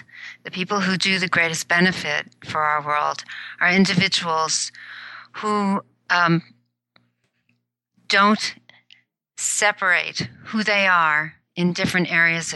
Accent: New York City, New York, United States; also born or lived in Tokyo, Japan; now in Silicon Valley, United States; I did grow up in the New York City area

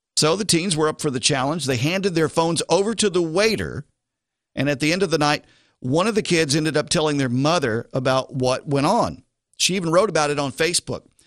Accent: the South, United States; I'm in the South and I'm from the South

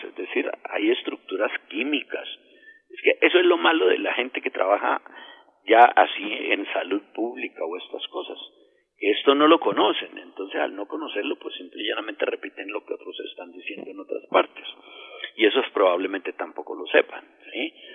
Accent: Colombia; siendo colombiano

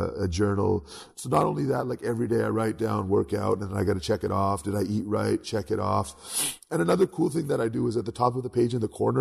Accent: Canada; I grew up in Canada

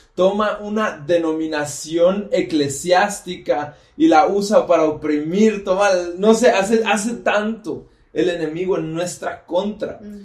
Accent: State of Mexico, Mexico; Soy del Estado de México

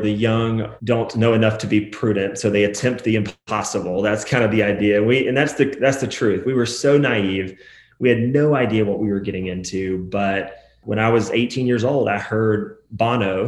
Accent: Atlanta, Georgia, United States; also born or lived in Nashville, Tennessee; I grew up in Atlanta, Georgia.

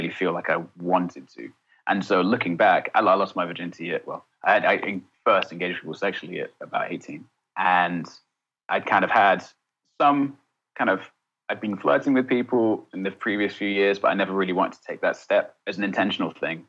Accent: Essex, East of England, United Kingdom; I grew up in Essex.

